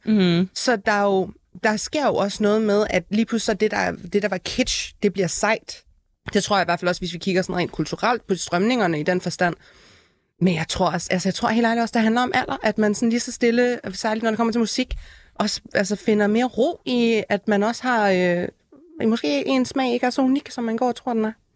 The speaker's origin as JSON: {"language": "Danish", "town": "Aalborg", "region": "North Denmark Region", "country": "Denmark", "tie": "born or raised there", "said": "jeg er selv født og opvokset i Aalborg"}